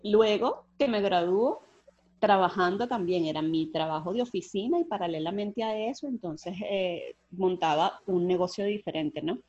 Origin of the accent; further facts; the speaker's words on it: Puerto Cabello, Carabobo, Venezuela; now in Cali, Colombia; yo soy venezolana, nací en Venezuela, en Puerto Cabello, y en este momento me encuentro viviendo en Cali, Colombia